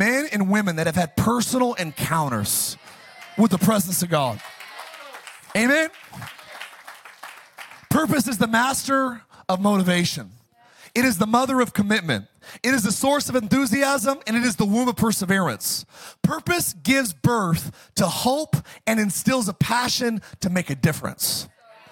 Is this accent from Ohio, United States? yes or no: no; Palmdale, California, United States; my hometown, Palmdale, Lancaster